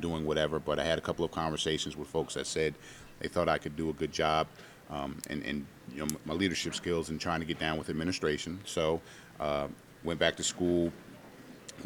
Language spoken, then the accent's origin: English; Montclair, New Jersey, United States; moved away as an adult; also born or lived in Brooklyn, New York / Charlottesville, Virginia / Richmond, Virginia; now in Virginia, United States; was born in Brooklyn, raised in Montclair, New Jersey.